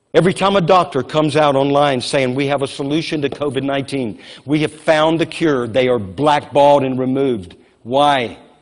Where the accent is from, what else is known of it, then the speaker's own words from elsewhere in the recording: Louisiana, United States; now in Moravian Falls, United States; I grew up in Louisiana where we had floods all the time